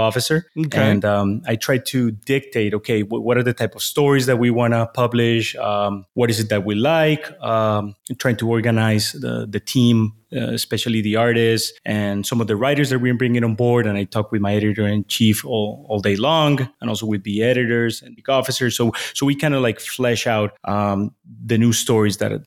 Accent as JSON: {"language": "English", "region": "Bogotá", "country": "Colombia", "tie": "born or raised there", "also_born_or_lived": "Boston, United States", "moved": "as an adult", "said": "My hometown is in Bogota, Colombia"}